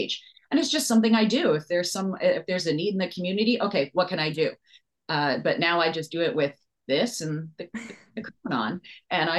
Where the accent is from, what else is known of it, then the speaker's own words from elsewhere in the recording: Hawaii, United States; now in Canada; Growing up in Hawaii, I was bullied for being different